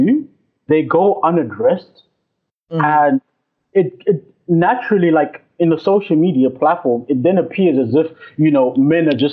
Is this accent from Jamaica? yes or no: no; Zimbabwe; I'm from Zimbabwe